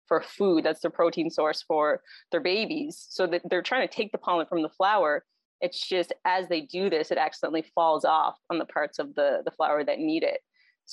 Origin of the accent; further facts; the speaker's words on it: Cape Breton, Nova Scotia, Canada; moved away as an adult; also born or lived in Halifax; now in Alberta, Canada; I'm originally from Cape Breton. I think all of us end up in Alberta at some point or other from out east.